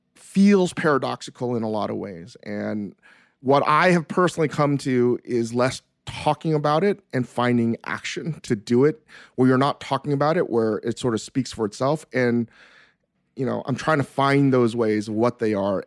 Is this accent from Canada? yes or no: no; New York City, New York, United States; moved away as an adult; now in Los Angeles, United States; where I grew up in the East Coast and in New York City